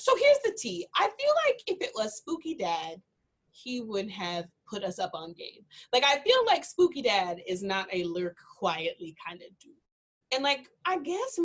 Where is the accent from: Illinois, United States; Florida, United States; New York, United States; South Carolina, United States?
South Carolina, United States; now in Iowa, United States; I'm from South Carolina and I moved to Iowa